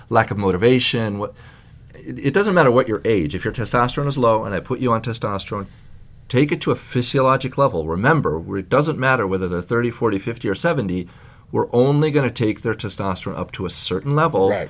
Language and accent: English; Libya; Then for a while, we went to Europe. Um, then I'm originally from Libya